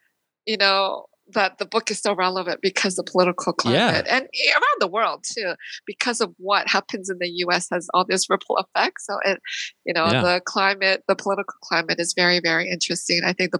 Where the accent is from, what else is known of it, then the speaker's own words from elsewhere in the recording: London, Ontario, Canada; also born or lived in Korea / Toronto; I was born in Korea, and in the 70s, our family immigrated to Canada.